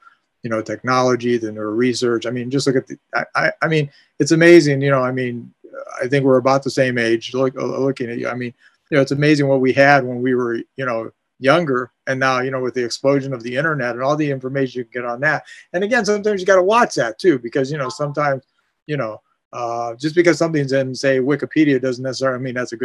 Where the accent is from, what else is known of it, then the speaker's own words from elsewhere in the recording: Canton, Ohio, United States; I actually grew up in Canton. I grew up within walking distance of the Hall of Fame.